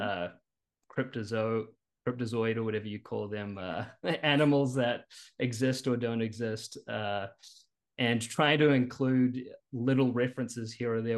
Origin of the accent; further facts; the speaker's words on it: New Zealand; moved away as an adult; now in Richmond, United States; You'll notice a bit of an accent. I'm actually originally from New Zealand.